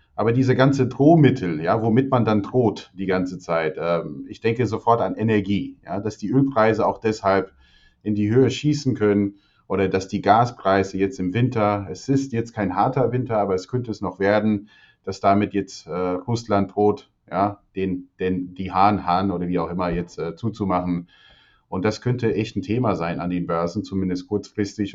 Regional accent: Albania; moved away; ich bin ja in Albanien geboren

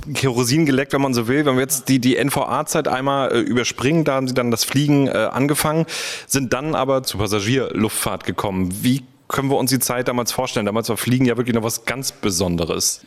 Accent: Schwerin, Mecklenburg-Vorpommern, Germany; Ich bin Baujahr 83 geboren in der DDR, in Schwerin damals

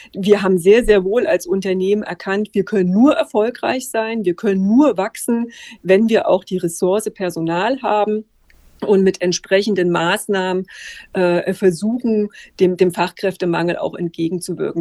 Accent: Erfurt, Thuringia, Germany; moved away as an adult; wieder zurück in meine alte Heimat Erfurt gegangen

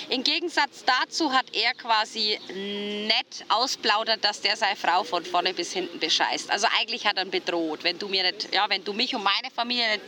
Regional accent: Bavaria, Germany; ich bin aus Bayern mhm. und bei uns ist wirklich Geiz ist geil

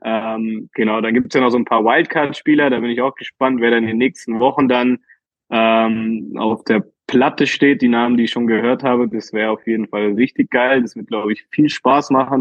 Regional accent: Berlin, Germany; ich als äh, Berliner Junge

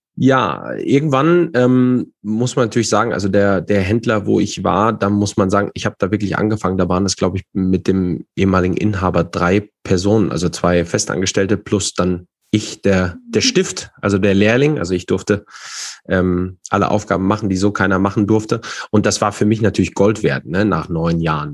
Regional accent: Fulda, Hesse, Germany; ich äh, komme und bin aus Fulda, äh, zwar nicht gebürtig, aber sehr schnell hierher gezogen.

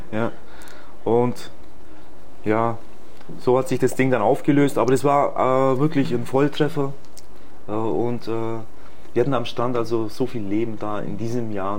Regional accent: Illertissen, Bavaria, Germany; moved away as an adult; now in Egypt; ich bin in Bayern geboren, bei Illertissen

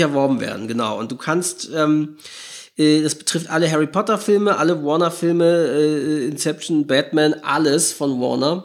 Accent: Norderstedt, Schleswig-Holstein, Germany; in der Heimatstadt, wo ich herkomme, in Norderstedt, ja, es ist ein Ort in Schleswig-Holstein

